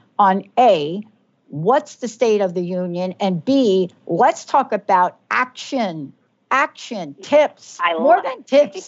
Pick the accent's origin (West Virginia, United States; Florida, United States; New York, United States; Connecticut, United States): New York, United States; New York City; now in Western Washington, United States; I grew up in New York City